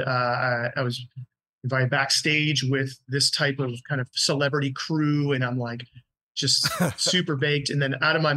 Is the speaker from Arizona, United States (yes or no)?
yes; Mesa, Arizona, United States; moved away as an adult; now in Canada; I grew up in Arizona, my hometown, Mesa, Arizona